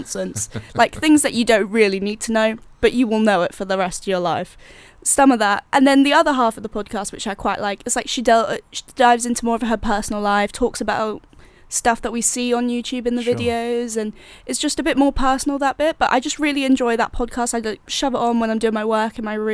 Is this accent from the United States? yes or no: no; Jersey; I'm from Jersey